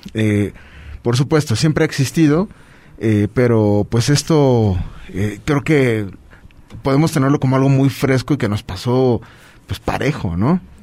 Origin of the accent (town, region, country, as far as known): Puebla, Mexico